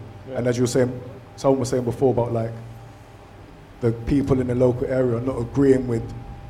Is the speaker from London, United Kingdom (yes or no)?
yes; Ladbroke Grove, London, United Kingdom; because I'm from Labrador Grove, so like our area's being gentrified a lot at the moment.